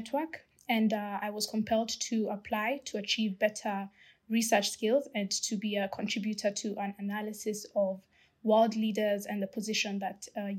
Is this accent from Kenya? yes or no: yes; Kenya; I'm proudly Kenyan